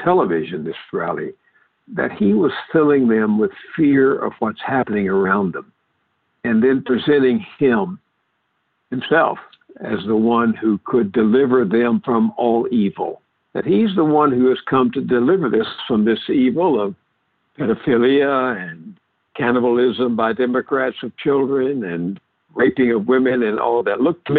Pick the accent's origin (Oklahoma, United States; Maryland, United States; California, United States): Oklahoma, United States; I was born in Oklahoma